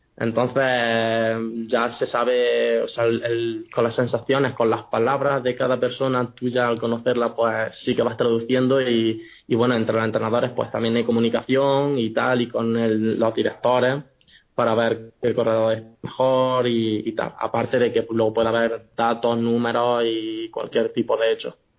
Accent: Jaén, Andalusia, Spain; moved away as an adult; also born or lived in Granada / Murcia; soy un chico de Jaén

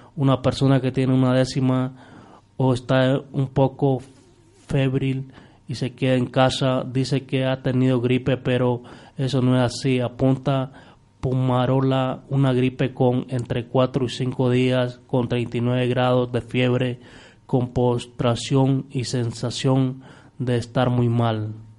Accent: Nicaragua; now in Spain; nosotros allá en, Nicaragua

